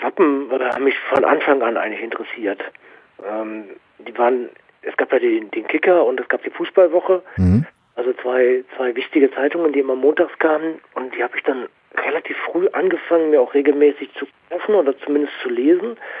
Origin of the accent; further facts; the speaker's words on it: Dortmund, North Rhine-Westphalia, Germany; bin ich natürlich auch im, im Ruhrpott groß geworden